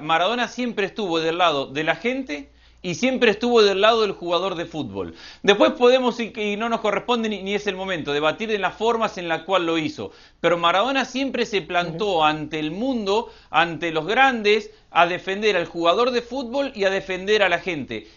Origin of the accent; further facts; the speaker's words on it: Argentina; De Argentina